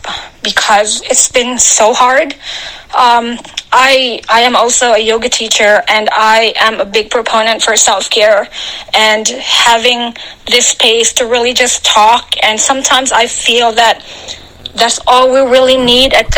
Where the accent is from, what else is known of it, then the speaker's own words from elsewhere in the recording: Philippines; now in United States; I was actually born and raised in the Philippines